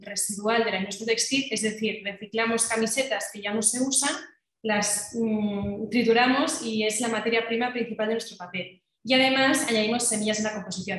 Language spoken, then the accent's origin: Spanish; Catalonia, Spain; now in Madrid, Spain; yo como soy catalana, pues cuando iba a Cataluña